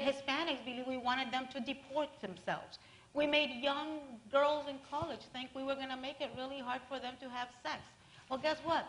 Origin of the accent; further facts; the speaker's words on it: Miami, Florida, United States; I'm from Miami